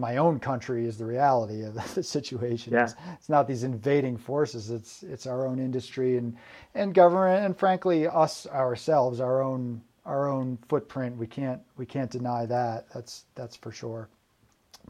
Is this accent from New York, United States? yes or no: yes; New York, United States; moved away as an adult; also born or lived in Vermont / Oregon; I was born in New York State, and then I went up there for college